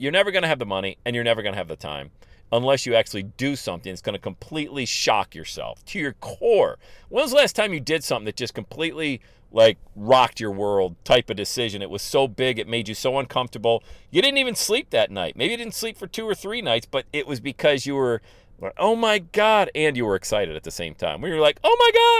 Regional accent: Bradford, Pennsylvania, United States; I'm from Bradford, Pennsylvania.

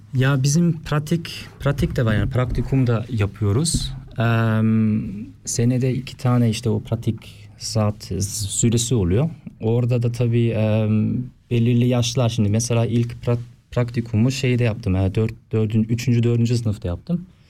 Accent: Oftringen, Aargau, Switzerland; okula gittim Oftringen'den.

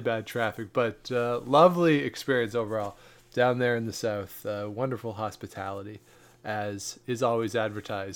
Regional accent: Canada; we are Canadian

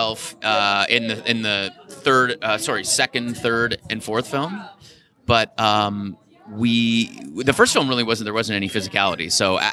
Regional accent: Toronto, Ontario, Canada; I grew up in Toronto

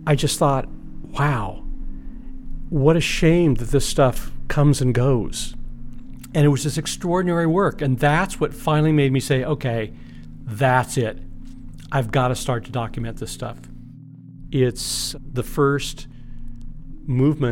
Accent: Los Angeles, California, United States; I grew up in San Fernando Valley

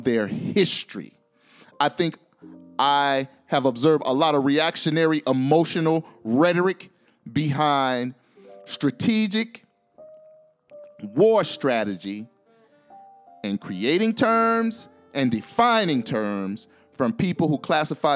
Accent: Florida, United States; my home state of Florida

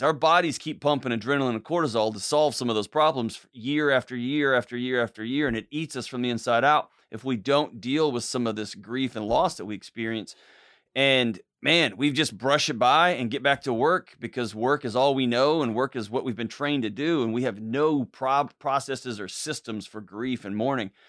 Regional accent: Houston, Texas, United States; grew up, born and raised in Houston, Texas

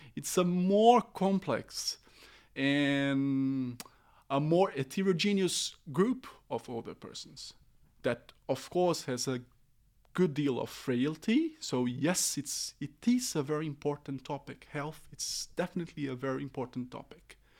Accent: Brazil; English is a second language; moved away as an adult; now in Oslo, Norway; originally I'm from Brazil.

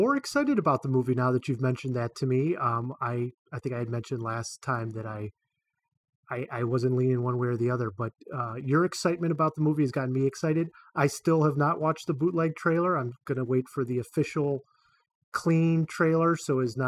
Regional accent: Ohio, United States; I grew up in Ohio

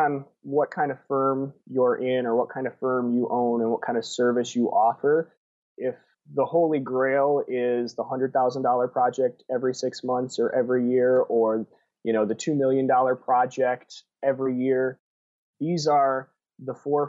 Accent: Wisconsin, United States; moved away as an adult; And then when I graduated college, I moved from Southern Wisconsin to Southern California

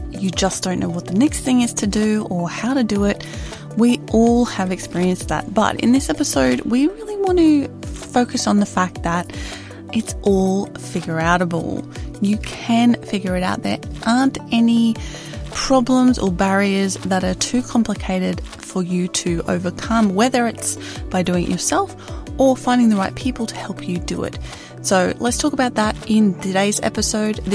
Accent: Australia; But it's just we're Australian. We don't use full names.

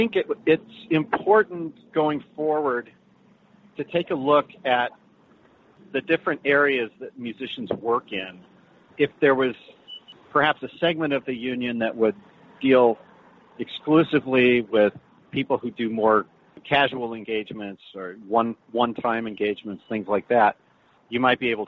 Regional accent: Boulder, Colorado, United States; I grew up in Boulder, Colorado

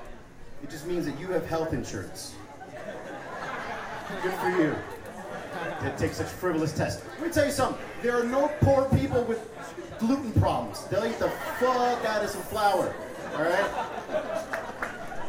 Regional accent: Miami, Florida, United States; moved away as an adult; now in Denver, United States; I am originally from Miami. Florida.

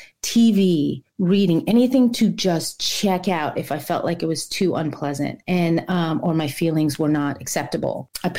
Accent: Brooklyn, New York, United States; also born or lived in Ohio; now in Savannah, United States; I'm from New York originally. I grew up there. I was born in Brooklyn and grew up in New York City, Queens, Long Island mostly, and a little bit in Ohio when my dad moved there for a few years.

